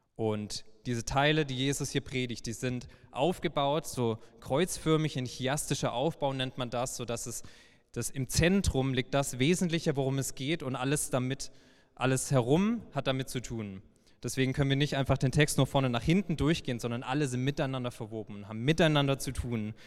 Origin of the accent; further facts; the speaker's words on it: Heilbronn, Baden-Württemberg, Germany; gebürtiger Schwabe